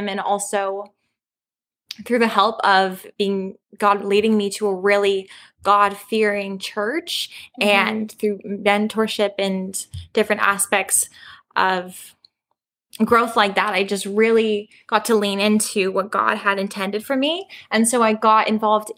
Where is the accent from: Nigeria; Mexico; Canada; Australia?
Canada; Calgary, Alberta; I'm from Calgary, Alberta